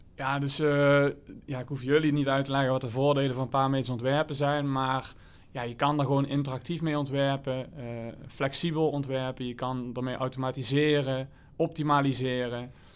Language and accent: Dutch; Limburg, Netherlands; moved away; also born or lived in Spain; ik kom uit Limburg, dorpje naast elkaar